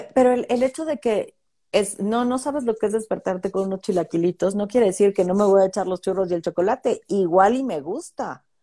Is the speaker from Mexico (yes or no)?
yes; Mexico; mi comunidad va a seguir siendo la mexicana